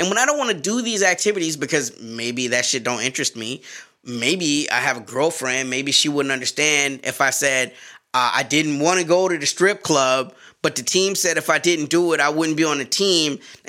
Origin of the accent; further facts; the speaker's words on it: the South, United States; Bro, you're my cousin and I'm from the South. I gotta give my family something to do. You know, and we always had dogs down South.